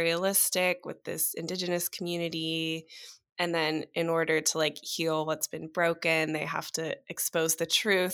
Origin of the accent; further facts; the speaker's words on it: Pittsburgh, Pennsylvania, United States; I'm originally from Pittsburgh, Pennsylvania.